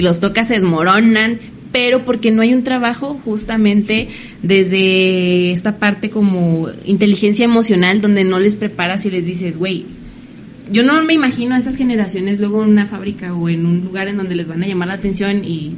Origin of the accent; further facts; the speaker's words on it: Mexico; como mexicanos